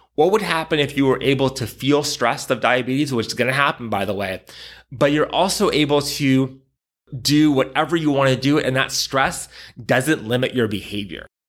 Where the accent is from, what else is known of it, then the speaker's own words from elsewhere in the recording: San Diego, California, United States; moved away as an adult; I grew up in San Diego